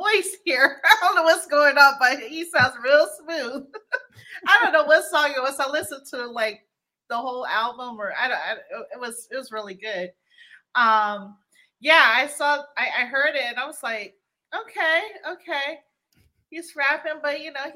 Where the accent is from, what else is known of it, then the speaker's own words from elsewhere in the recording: Guam; moved away; I'm originally from Guam